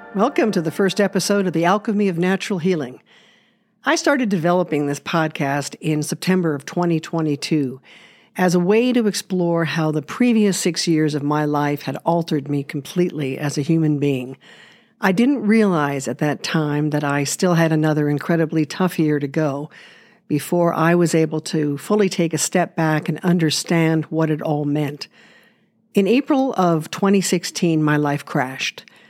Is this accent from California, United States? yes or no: yes; Los Angeles, California, United States; I was born in Los Angeles and grew up in an unconventional family